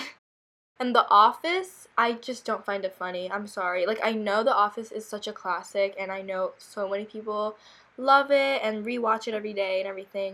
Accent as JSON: {"language": "English", "country": "South Korea", "tie": "born or raised there", "moved": "yes", "said": "we grew up in Korea."}